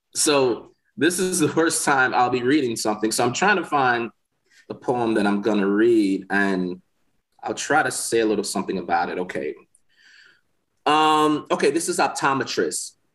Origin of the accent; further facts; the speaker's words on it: Milwaukee, Wisconsin, United States; moved away as an adult; now in Mississippi, United States; I'm from Milwaukee, Wisconsin